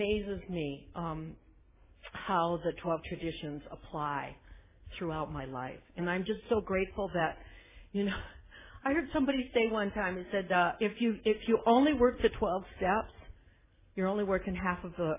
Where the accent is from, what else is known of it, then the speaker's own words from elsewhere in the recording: South Dakota, United States; also born or lived in Nebraska; now in Aptos, United States; Born and raised in South Dakota on a farm. Now I live a few blocks from the Pacific Ocean in California